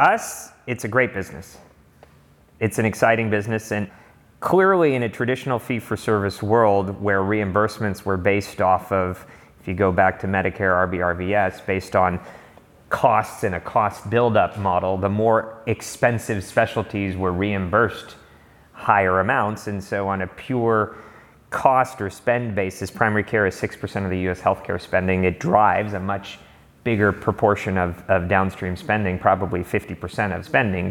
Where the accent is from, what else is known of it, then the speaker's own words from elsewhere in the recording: Los Angeles, California, United States; also born or lived in Berkeley; I grew up in Los Angeles